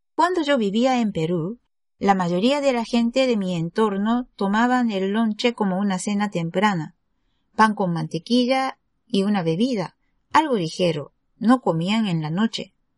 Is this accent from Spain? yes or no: no; Japan; Spanish is a second language; Soy japonesa y soy profesora de español en Japón